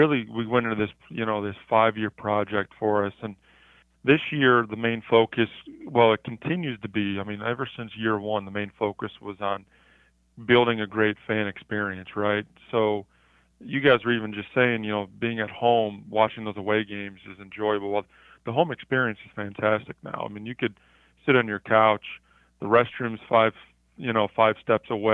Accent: Cleveland, Ohio, United States; moved away; I grew up in Cleveland, Ohio.

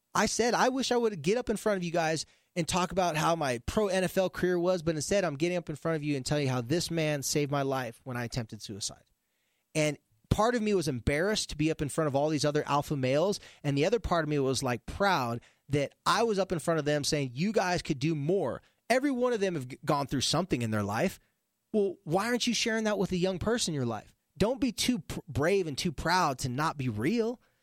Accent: California, United States; moved away; I'm a surfer from the beach in California

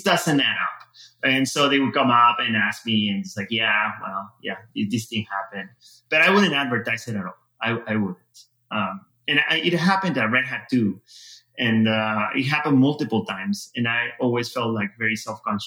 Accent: Peru; moved away as an adult; now in United States; I was born in Peru, lived there all my life.

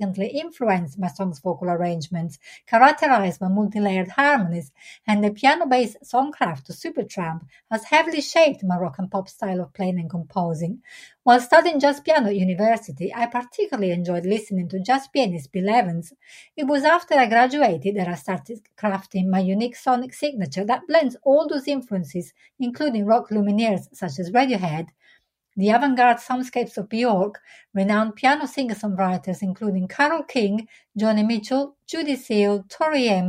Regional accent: Milan, Lombardy, Italy; now in United Kingdom; Growing up in Milan in my childhood

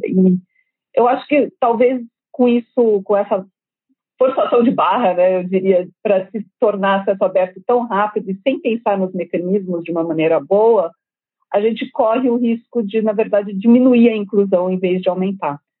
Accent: Brazil; como brasileiro

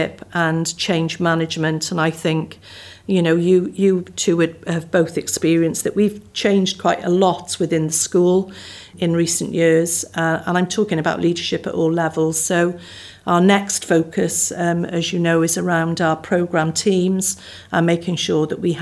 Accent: Barry, Wales, United Kingdom; I was born and brought up in Barry. So I was brought up near the sea.

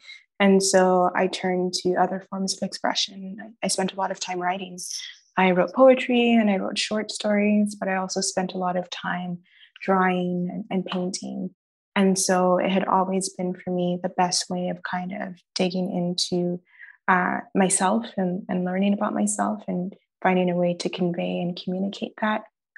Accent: Nigeria; I think economics, I'm Nigerian. All Nigerian parents want one doctor, one engineer, and one lawyer.

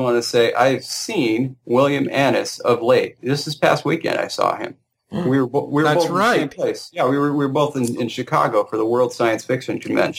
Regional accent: Armenia; accent: Armenian; English is a second language; I prefer just to, you know, speak in my Armenian accent like I usually do.

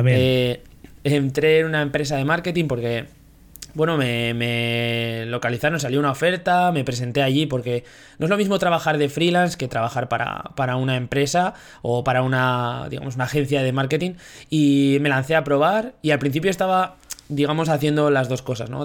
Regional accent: Zaragoza, Aragon, Spain; de Zaragoza también, 29 años recién cumplidos

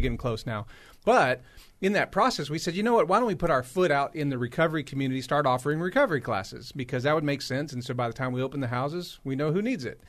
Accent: Los Angeles, California, United States; now in Raleigh, United States; I grew up in Los Angeles

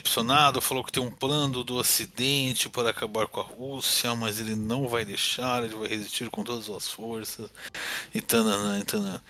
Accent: São Paulo, Brazil; eu sou paulista

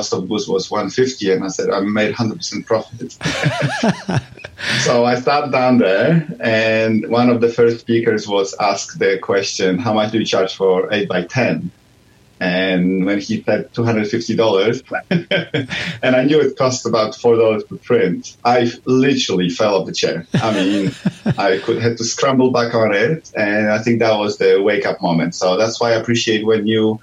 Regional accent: Poland; moved away as an adult; now in Melbourne, Australia; I'm from Poland. I did my master's degree there in genetics

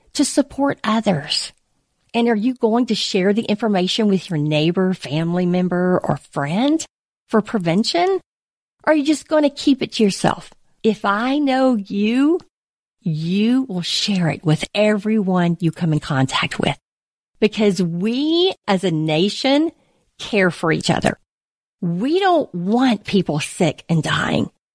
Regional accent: United States; as an American, as a believer

